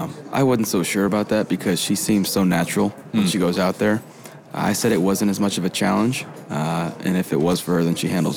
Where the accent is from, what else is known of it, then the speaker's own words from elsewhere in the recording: Texas, United States; moved away; I'm from Texas.